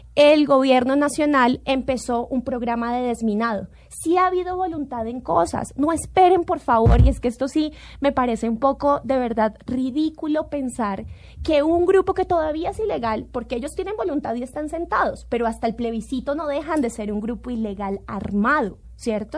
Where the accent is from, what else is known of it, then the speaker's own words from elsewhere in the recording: Colombia; como colombiana